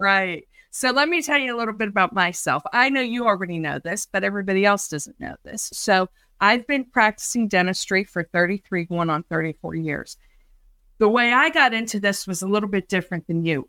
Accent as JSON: {"language": "English", "town": "Pittsburgh", "region": "Pennsylvania", "country": "United States", "said": "So I'm from Pittsburgh, Pennsylvania, and that's where I practice"}